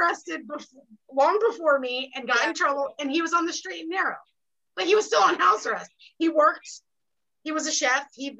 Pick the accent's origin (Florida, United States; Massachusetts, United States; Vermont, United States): Vermont, United States; I grew up in Vermont.